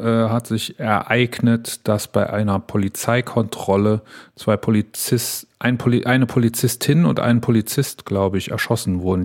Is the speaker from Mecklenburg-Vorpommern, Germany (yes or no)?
no; near Wallerfangen, Saarland, Germany; in Wallerfangen, was im schönen Saarland ist, fast äh, an der Grenze zu Frankreich, äh, ganz, ganz nah da, wo ich aufgewachsen bin